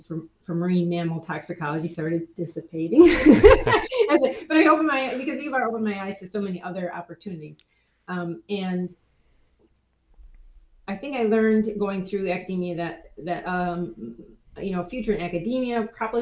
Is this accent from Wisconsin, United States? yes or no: yes; Wisconsin, United States; moved away as an adult; also born or lived in Florida; I'm from Wisconsin